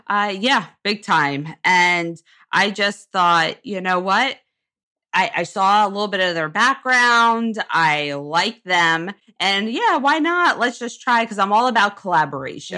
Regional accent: Jersey Shore, New Jersey, United States; I actually grew up in a small Jersey Shore town

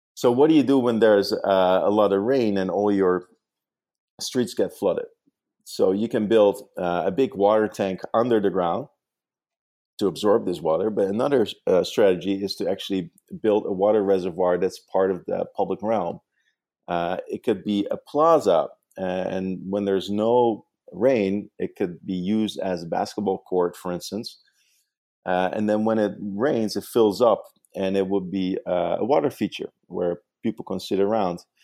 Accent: Netherlands; English is a second language; now in New York, United States; I actually grew up in the Netherlands

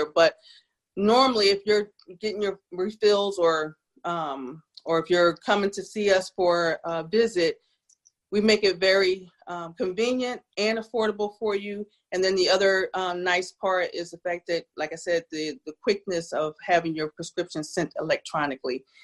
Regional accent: New Jersey, United States; now in South Carolina, United States; I am from South Jersey.

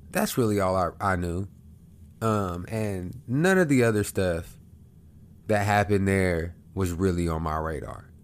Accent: Oklahoma, United States; moved away as an adult; now in Houston, United States; I'm from Oklahoma, right above Texas

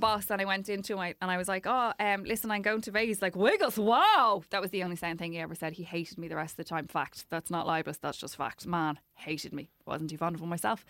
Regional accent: Ireland; I'm Irish

